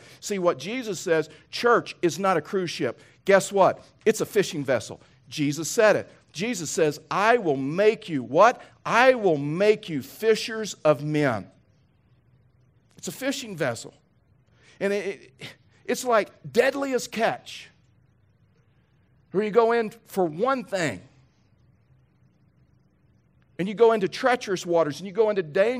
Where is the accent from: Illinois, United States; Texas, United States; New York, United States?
Texas, United States; born there; Now listen, most of you know I was born in Texas. I've lost my accent, so you probably can't even tell now, but I was born in Texas.